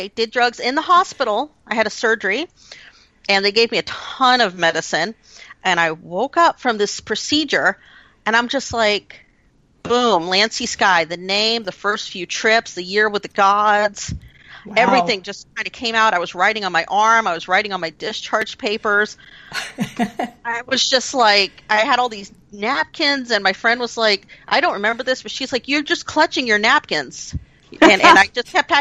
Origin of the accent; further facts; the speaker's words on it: United States; me being an American